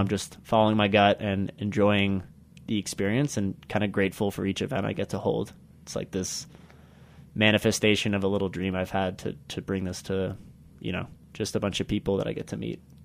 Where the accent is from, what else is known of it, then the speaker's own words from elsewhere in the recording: United States; also born or lived in Uganda; now in Carbondale, United States; my home country of America